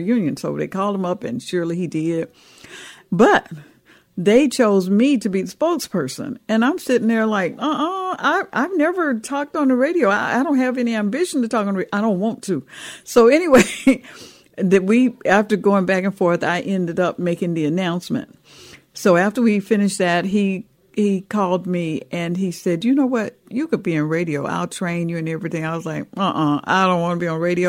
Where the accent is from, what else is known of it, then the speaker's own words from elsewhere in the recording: Atlanta, Georgia, United States; I was raised right here in Atlanta, Georgia, and we on the south side of the city is where I was born and raised